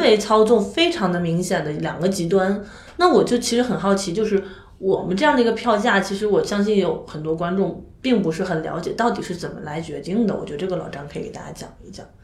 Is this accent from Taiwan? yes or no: no; northern China, China; 作为北方人